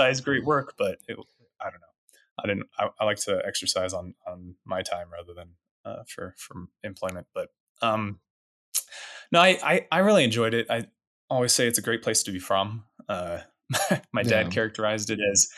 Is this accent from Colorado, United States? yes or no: yes; Rangely, Colorado, United States; now in Denver, United States; I grew up in Western Colorado in a small town called Rangeley